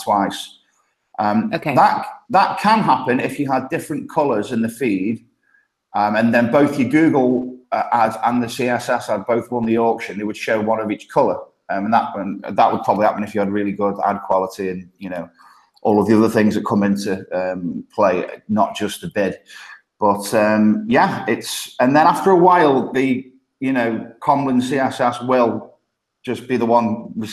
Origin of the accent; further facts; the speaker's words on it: Stoke-on-Trent, West Midlands, United Kingdom; accent: thick Midlands; moved away as an adult; now in Copenhagen, Denmark; I grew up in Stoke-on-Trent.